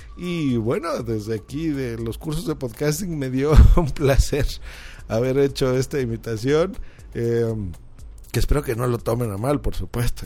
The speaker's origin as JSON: {"language": "Spanish", "region": "Mexico City", "country": "Mexico"}